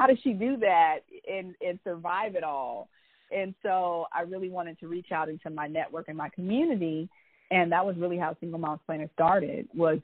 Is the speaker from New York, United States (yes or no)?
no; Oakland, California, United States; also born or lived in New Orleans, Louisiana; I was born in New Orleans, and my mom and dad broke up. And my mom moved us to Oakland, California, when I was around 4 years old.